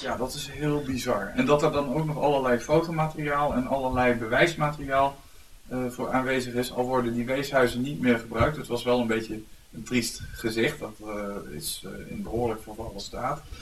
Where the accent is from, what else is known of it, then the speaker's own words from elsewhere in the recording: Venray, Limburg, Netherlands; moved away; ik kom oorspronkelijk uit Venray